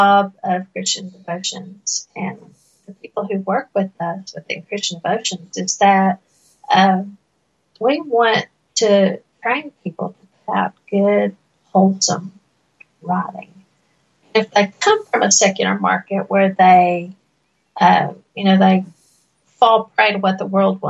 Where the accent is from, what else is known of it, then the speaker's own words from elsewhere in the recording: Appalachian Mountains, United States; accent: Appalachian; I was raised in the Appalachian Mountains